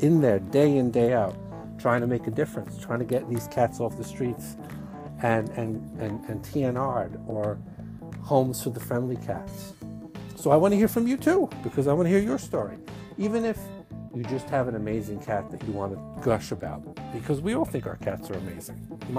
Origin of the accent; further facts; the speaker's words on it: Brooklyn, New York, United States; accent: Brooklyn; Right now, as I'm speaking to you in my Brooklyn accent, I think I have one, but some people have told me they don't hear it anymore.